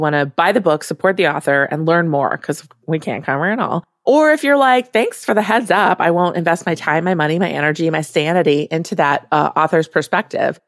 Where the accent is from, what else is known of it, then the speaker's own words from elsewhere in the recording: Midwest, United States; I am from the Midwest